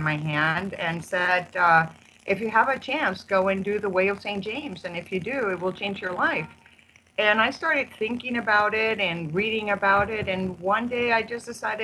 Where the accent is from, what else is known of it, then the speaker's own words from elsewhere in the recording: Mexico; moved away as an adult; also born or lived in California / Arizona; now in Spain; I was actually born and raised in Mexico, and then I moved to the United States in 1984 when I got married